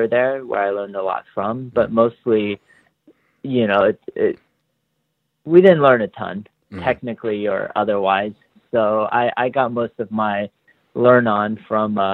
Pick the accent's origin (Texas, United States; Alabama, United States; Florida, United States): Texas, United States; Dallas; I grew up in Texas, in Dallas